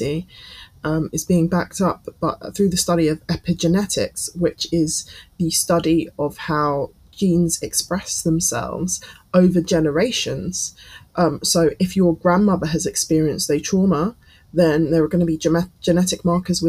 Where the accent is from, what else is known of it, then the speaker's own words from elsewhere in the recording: United Kingdom; British Caribbeans